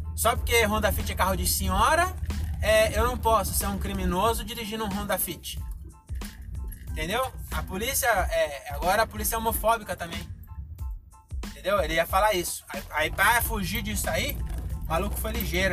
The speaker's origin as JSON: {"language": "Portuguese", "town": "Francisco Morato", "region": "São Paulo", "country": "Brazil", "tie": "born or raised there", "said": "em Morato, eu sou branco, onde eu nasci"}